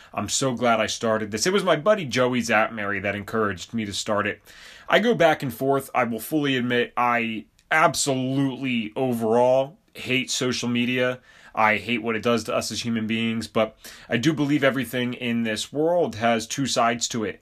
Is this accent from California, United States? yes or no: no; Bucks County, Pennsylvania, United States; I grew up in Bucks County, Pennsylvania